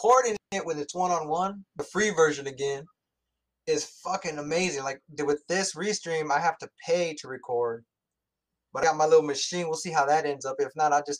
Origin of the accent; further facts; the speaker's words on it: San Antonio area, Texas, United States; I'm from San Antonio area.